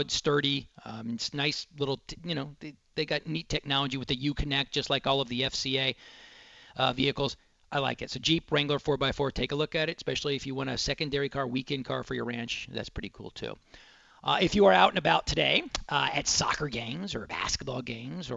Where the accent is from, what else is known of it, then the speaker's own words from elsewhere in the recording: Dallas, Texas, United States; growing up in Dallas